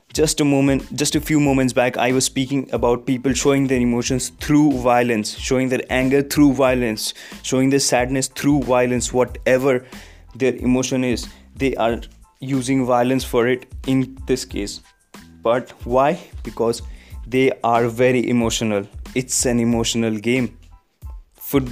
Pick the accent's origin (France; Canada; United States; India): India; As a Indian fan of Indian football and also German football